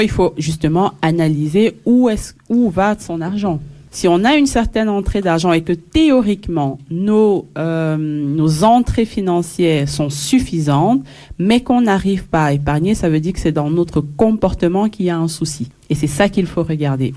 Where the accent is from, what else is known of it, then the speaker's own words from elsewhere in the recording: Belgium; je suis de la Belgique